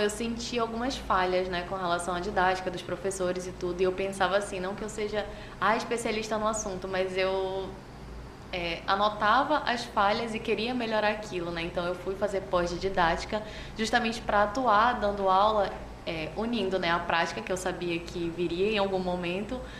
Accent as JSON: {"language": "Portuguese", "town": "Manaus", "region": "Amazonas", "country": "Brazil", "said": "Sou manauara, sim."}